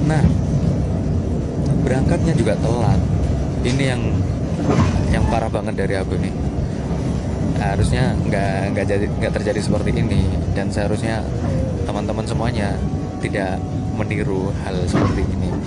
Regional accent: Malang, East Java, Indonesia; ya karena aku orang Malang ya jadi naik kereta dulu ke Jogjanya

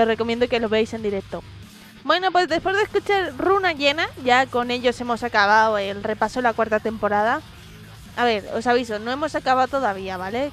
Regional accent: Madrid, Community of Madrid, Spain; sabéis que soy gata, ¿vale? Porque soy madrileña, de tercera generación

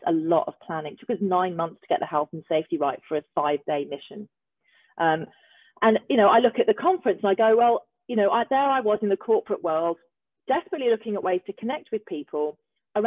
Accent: Australia; an Australian person

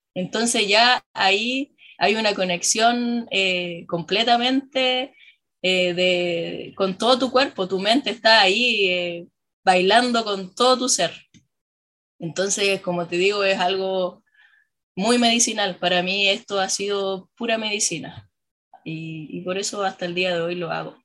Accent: La Serena, Coquimbo, Chile; yo nací en Serena, yo soy acá oriunda de, Serena, eh, crecí en, en, la entrada del Valle de quien quebrada Monarde

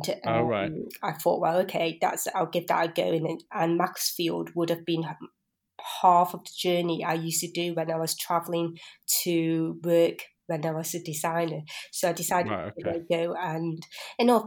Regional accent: Biddulph, West Midlands, United Kingdom; also born or lived in Blackburn; I was born in Blackburn, but I was pretty much brought up in Biddulph.

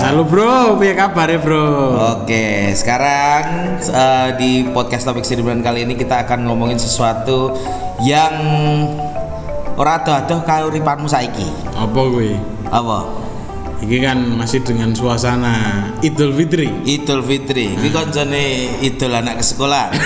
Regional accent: Boyolali, Central Java, Indonesia; gue sebagai warga Boyolali ki

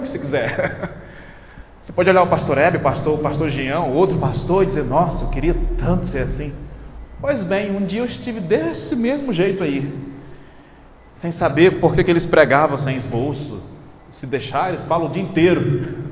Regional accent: Porto Velho, Rondônia, Brazil; moved away; na minha cidade natal, Porto Velho

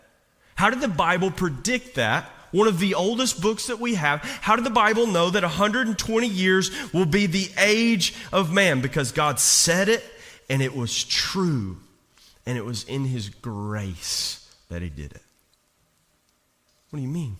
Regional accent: Eastern Kentucky, United States; I'm from Eastern Kentucky

